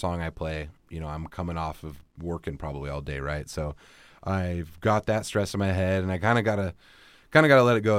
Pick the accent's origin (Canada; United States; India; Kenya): United States; Battle Ground, Washington; I grew up in Battleground.